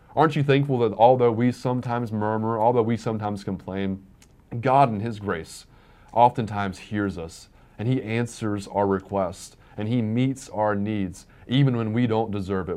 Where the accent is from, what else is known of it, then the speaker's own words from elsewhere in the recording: Virginia, United States; growing up in Virginia